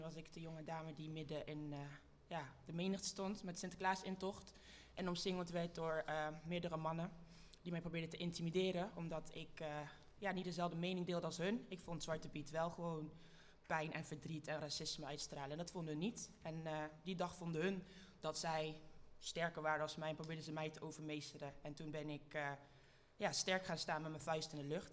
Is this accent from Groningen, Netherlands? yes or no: no; Eindhoven, North Brabant, Netherlands; ik kom uit Eindhoven